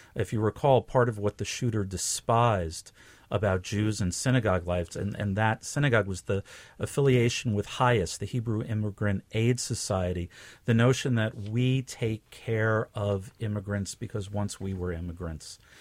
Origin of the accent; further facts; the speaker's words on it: New York, United States; I grew up in New York